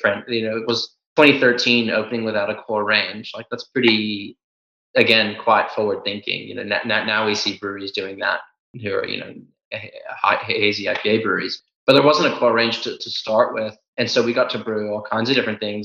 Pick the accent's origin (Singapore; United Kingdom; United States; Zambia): United States; moved away; I come from the States